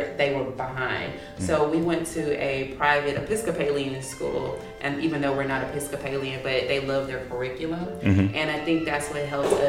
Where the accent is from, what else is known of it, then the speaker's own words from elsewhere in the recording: Missouri City, Texas, United States; I was born and raised in Missouri City. I live in Missouri City.